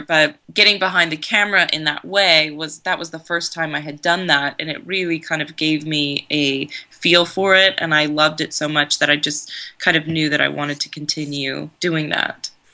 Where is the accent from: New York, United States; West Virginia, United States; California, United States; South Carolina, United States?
California, United States; also born or lived in Koroni, Greece; I was born in California, and my yaya and papu were on my dad's side were from Greece